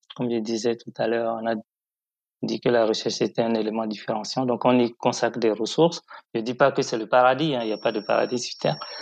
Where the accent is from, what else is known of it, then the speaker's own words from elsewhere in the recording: Parakou, Borgou, Benin; also born or lived in Cotonou; Je suis né à Cotonou, mais j'ai grandi à Parakou, qui est la principale ville au nord du, Bénin